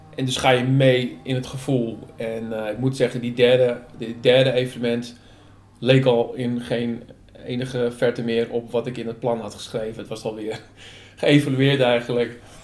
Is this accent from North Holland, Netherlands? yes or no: yes; Hoorn, North Holland, Netherlands; moved away as an adult; also born or lived in Utrecht; hier in Horen, waar ik ben opgegroeid en tegenwoordig weer woon.